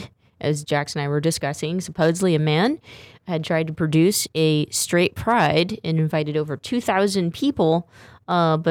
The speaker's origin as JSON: {"language": "English", "town": "Stockton", "region": "California", "country": "United States", "said": "I'm from Stockton, California, so I know the Central Valley culture pretty well."}